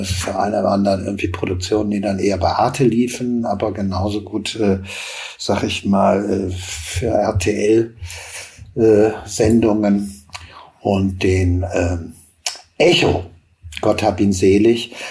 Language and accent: German; Hagen, North Rhine-Westphalia, Germany; Ich komme aus Hagen, äh, das prägt vielleicht auch. Das war in den 80ern ein, ein Melting Pot äh, für unheimlich viele äh, Bands, die es in der Stadt gab